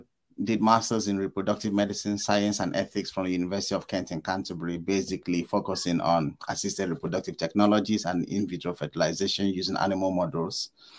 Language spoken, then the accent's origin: English; Port Harcourt, Rivers State, Nigeria; moved away as an adult; now in United Kingdom; I'm Nigerian. I'm from the south part of Nigeria, specifically River State, Port Harcourt. And yeah, I live and I work here in the UK now.